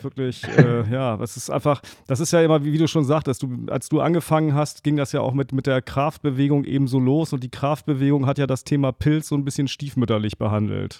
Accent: Northern Germany, Germany; bei uns in Norddeutschland

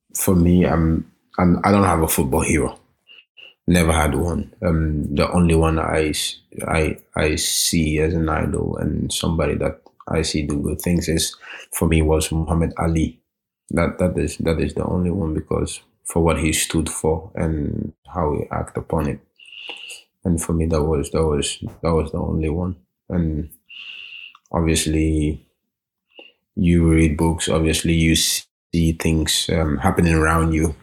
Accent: Norway; born or raised there; also born or lived in Gambia

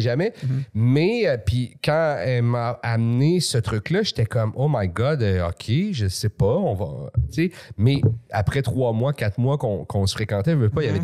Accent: Laval, Quebec, Canada; also born or lived in Montreal; je suis né à Montréal. Jusqu'à 9 ans, j'étais à Montréal, mais après ça, c'était où ah on était, c'était la banlieue

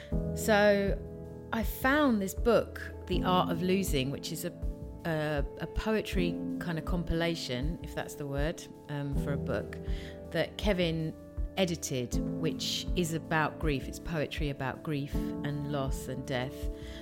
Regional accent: Tongue, Scotland, United Kingdom; from Tongue.

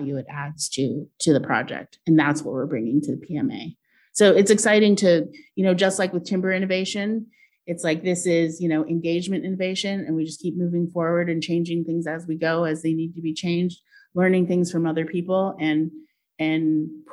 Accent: Portland, Oregon, United States; I grew up in Portland

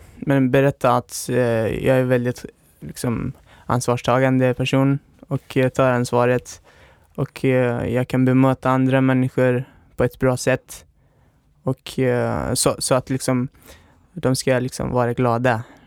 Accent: Pakistan; Swedish is a second language; also born or lived in Afghanistan; now in Sweden; Jag uh, är född och uppväxt i Pakistan men har min ursprung i Afghanistan

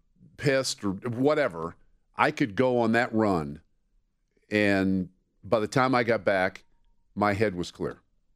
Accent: Wheat Ridge, Colorado, United States; also born or lived in Lakewood, Colorado; so I moved from Lakewood to Wheat Ridge.

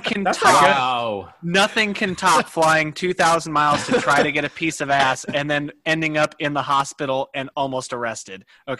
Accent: Arizona, United States; I am from Arizona.

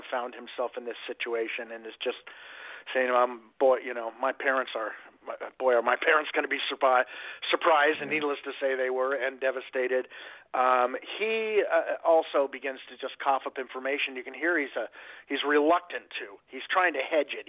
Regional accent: Southern California, United States; I grew up in Southern California.

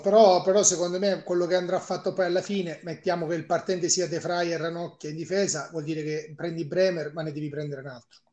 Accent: Catania, Sicily, Italy; sono siciliano, ehm, di Catania

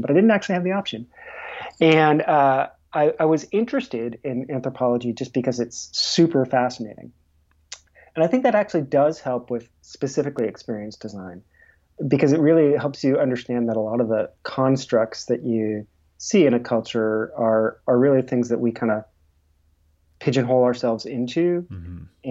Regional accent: a small town right outside of Boston, Massachusetts, United States; I grew up in a small town right outside of Boston.

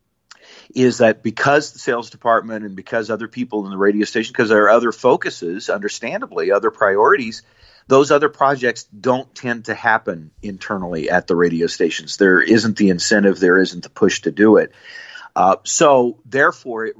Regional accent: Nebraska, United States; I grew up in Nebraska

